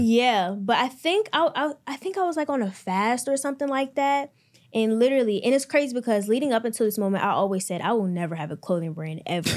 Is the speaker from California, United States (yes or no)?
no; Maryland, United States; I'm from Maryland, twenty years old